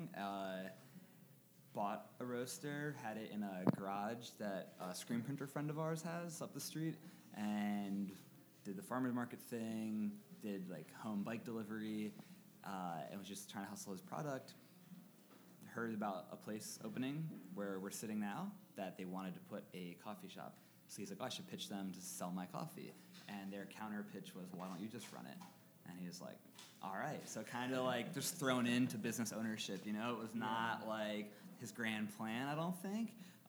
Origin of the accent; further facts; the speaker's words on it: Harrisburg, Pennsylvania, United States; this is my hometown